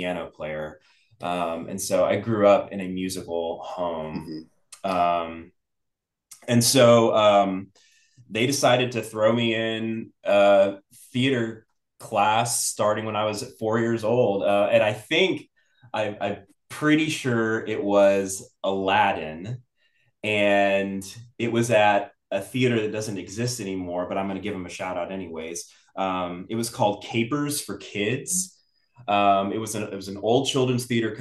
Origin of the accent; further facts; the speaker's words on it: Dallas, Texas, United States; I was born and raised here in Dallas.